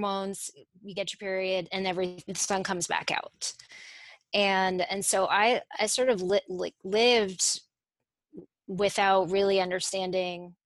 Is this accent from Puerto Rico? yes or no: no; Italy; moved away; also born or lived in Connecticut; I grew up in Italy